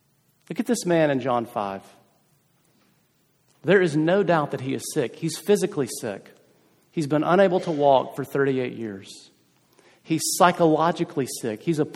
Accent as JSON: {"language": "English", "region": "South Carolina", "country": "United States", "moved": "yes", "said": "I'm from South Carolina originally"}